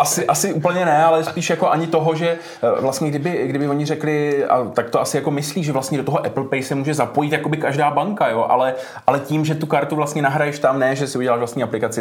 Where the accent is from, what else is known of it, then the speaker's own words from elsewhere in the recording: Moravia, Czechia; tady třeba u nás na Moravě